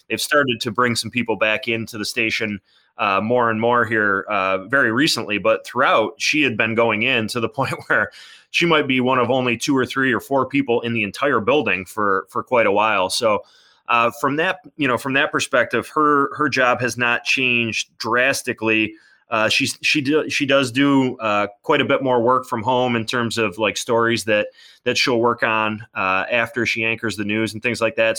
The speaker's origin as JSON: {"language": "English", "town": "Lewiston", "region": "New York", "country": "United States", "tie": "born or raised there", "said": "I grew up in Lewiston"}